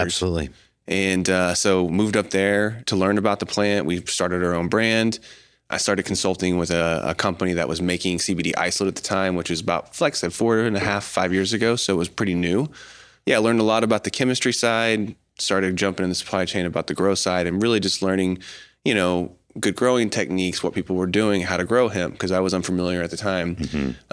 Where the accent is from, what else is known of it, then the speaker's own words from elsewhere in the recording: Choctaw, Oklahoma, United States; moved away; also born or lived in Colorado; Grew up here in Oklahoma City area, mm-hmm. um, just a little bit east of the city, mm-hmm. uh, Choctaw area